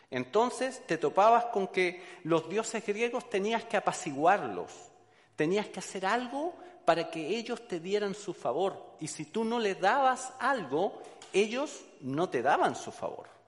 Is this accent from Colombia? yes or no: no; Chile; moved away; soy chileno, de Chile, colocolino de corazón